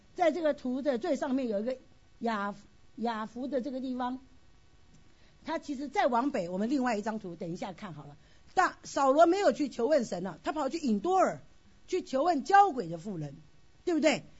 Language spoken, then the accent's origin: Chinese; China; 我们中国人